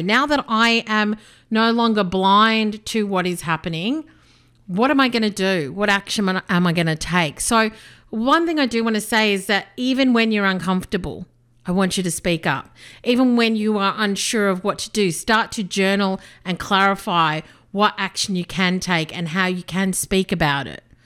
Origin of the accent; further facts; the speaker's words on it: Australia; also born or lived in South Africa / Melbourne / United Kingdom; I was born in South Africa. My parents came to Australia when I was just two